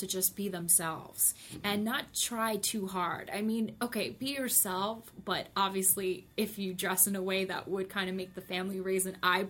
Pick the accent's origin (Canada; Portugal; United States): United States; Totowa, New Jersey; I grew up in North Jersey.